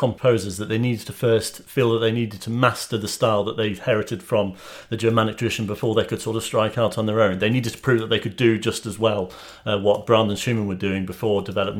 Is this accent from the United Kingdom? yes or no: yes; United Kingdom; as a Brit stuck on this tiny island